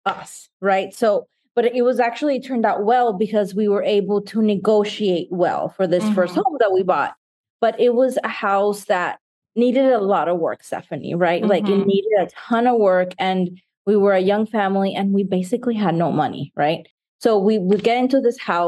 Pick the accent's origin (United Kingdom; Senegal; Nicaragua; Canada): Nicaragua; now in United States; I grew up in Nicaragua